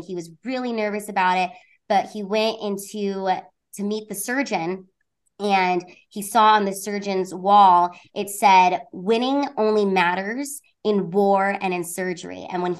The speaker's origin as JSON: {"language": "English", "town": "Honolulu", "region": "Hawaii", "country": "United States", "tie": "born there", "said": "And I was born in Honolulu, Hawaii at a military base up there, which thank God that I was born on that base"}